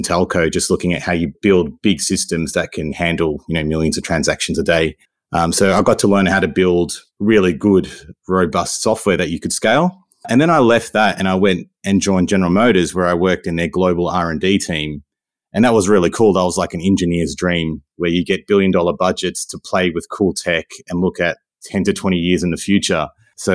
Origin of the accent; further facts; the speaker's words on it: Melbourne, Victoria, Australia; like what I was growing up in Melbourne versus what my parents had grown up in, started a question for me around why.